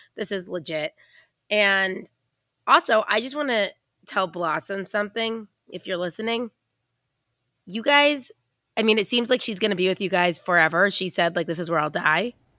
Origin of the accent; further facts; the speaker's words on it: United States; I'm American